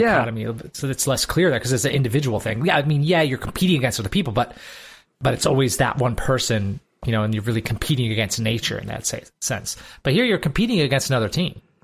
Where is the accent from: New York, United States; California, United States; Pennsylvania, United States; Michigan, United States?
Michigan, United States; moved away; where I grew up in Michigan